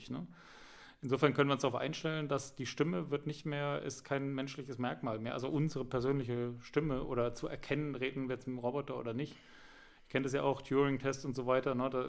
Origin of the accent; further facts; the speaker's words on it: Bavaria, Germany; Ja, ja, genau, aber ich bin geboren und aufgewachsen im Allgäu, ne?